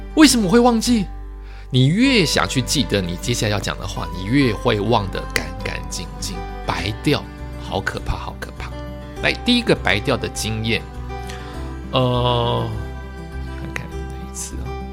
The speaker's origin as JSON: {"language": "Chinese", "country": "Taiwan", "said": "我们台湾人"}